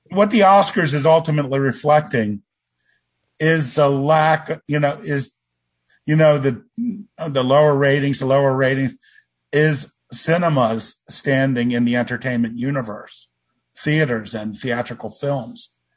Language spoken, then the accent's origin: English; Baltimore, Maryland, United States; when I was growing up in Baltimore